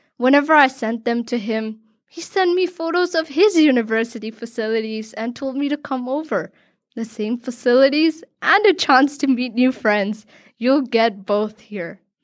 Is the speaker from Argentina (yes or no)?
no; Hong Kong; Born and raised in Hong Kong, I've always considered myself a third culture kid